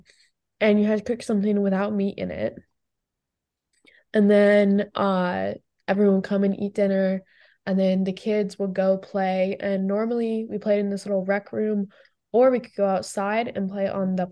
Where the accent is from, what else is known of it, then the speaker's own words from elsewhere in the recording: Colorado, United States; also born or lived in Austin, Texas / Fort Collins, Colorado; So I was born in Austin, Texas. And then when I was 3 years old, we moved to Colorado for my dad's work. And we moved into Gray Rock Co-Housing in Fort Collins, Colorado, which was so cool.